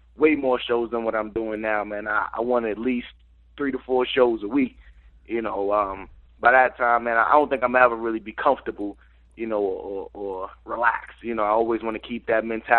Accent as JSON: {"language": "English", "region": "New York", "country": "United States", "said": "I'm from New York"}